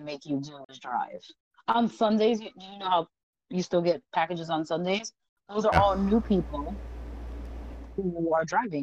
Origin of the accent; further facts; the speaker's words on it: New York, United States; I am a New Yorker.